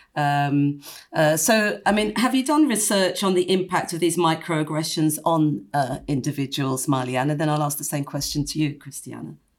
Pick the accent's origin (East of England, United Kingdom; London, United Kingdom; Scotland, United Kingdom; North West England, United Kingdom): London, United Kingdom; when I was growing up in, in, in London